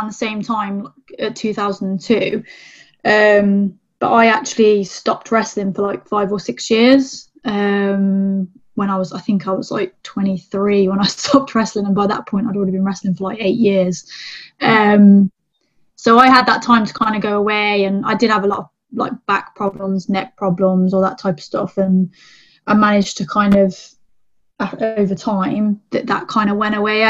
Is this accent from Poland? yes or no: no; England, United Kingdom; English female wrestler